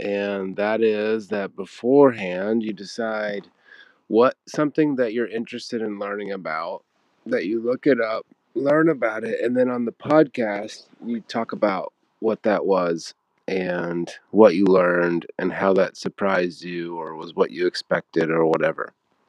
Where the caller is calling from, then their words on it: Netherlands; I'm calling from Europe, and I'm in Holland